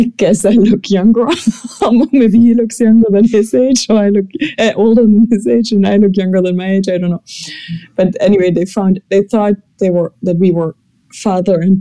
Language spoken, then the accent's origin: English; Germany; from Germany